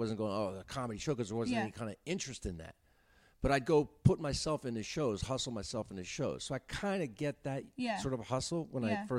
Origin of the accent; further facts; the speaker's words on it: New Jersey, United States; I grew up in New Jersey, small town, mm-hmm. down by Wilmington, Delaware, just a small little town